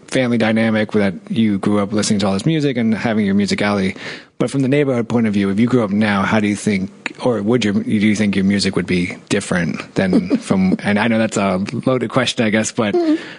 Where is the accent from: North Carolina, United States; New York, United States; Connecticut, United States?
New York, United States; New York City; I grew up in Washington Heights.